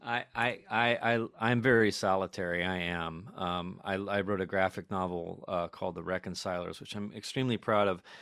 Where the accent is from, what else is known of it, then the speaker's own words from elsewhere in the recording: New York City, New York, United States; we're people from New York